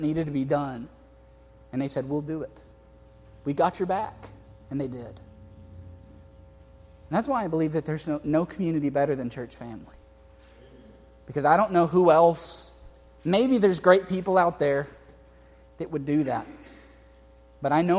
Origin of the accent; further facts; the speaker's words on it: Houston, Texas, United States; also born or lived in Harlingen, Texas; I grew up in Houston.